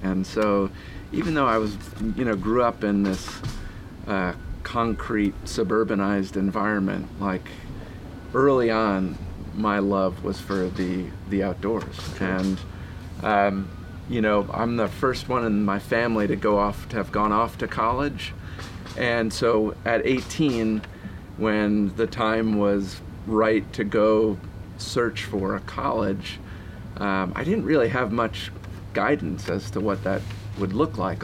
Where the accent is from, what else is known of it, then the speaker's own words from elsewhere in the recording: New Jersey, United States; I was born in New Jersey in like ultimate suburban New Jersey